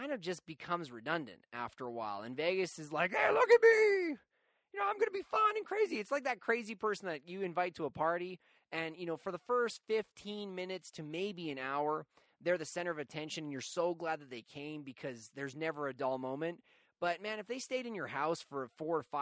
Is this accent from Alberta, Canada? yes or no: yes; Calgary, Alberta, Canada; I come from Calgary, which is a pretty white-collar city